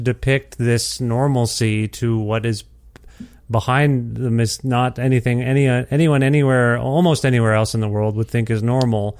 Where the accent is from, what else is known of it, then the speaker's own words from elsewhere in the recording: Alberta, Canada; born here and raised here